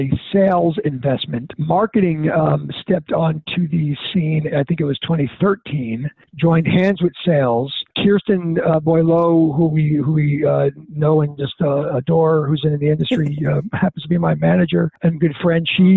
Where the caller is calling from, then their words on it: Boca Raton, Florida, United States; I'm calling from partially sunny South Florida in an area called Boca Raton, Delray Beach, United States